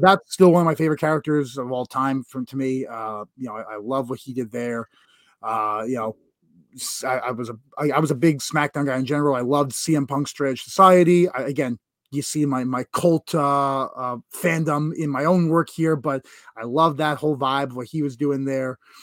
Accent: New York, United States; being a New Yorker specifically

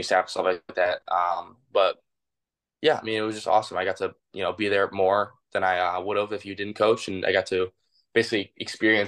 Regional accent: Detroit, Michigan, United States; I've grown up here my whole life

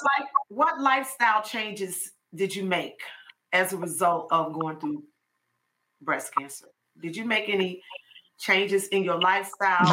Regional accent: Chicago, Illinois, United States; now in Georgia, United States; we're from Chicago, and so Inez was the last one of us to move from Chicago to Georgia

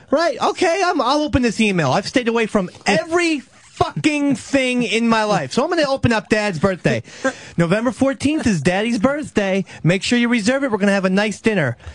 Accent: New Jersey, United States; I grew up in Central Jersey.

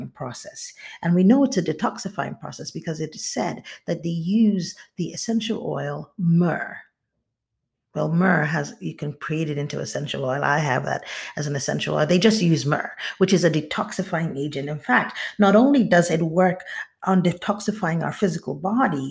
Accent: Nigeria; moved away as an adult; now in United States; I moved back to Nigeria, I was born here in the United States, and I lived here till I was about 6 or 7

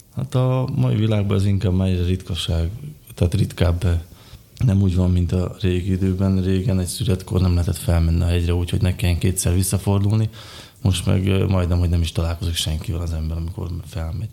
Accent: Malý Kamenec, Košice Region, Slovakia; Kiskövesen születtem szintén, ahogy Eszter is

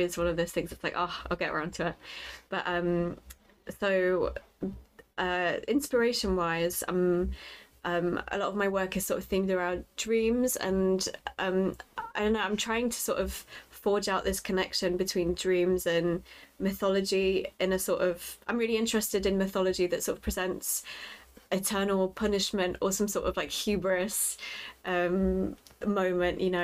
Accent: Lincoln, East Midlands, United Kingdom; moved away as an adult; also born or lived in Poland; now in London, United Kingdom; after me and my family emigrated from Poland, we mm-hmm. We grew up in Lincoln

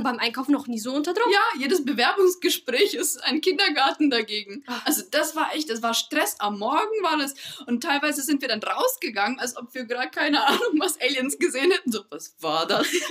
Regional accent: Bavaria, Germany; wie man jetzt raushören kann, wir kommen aus Bayern

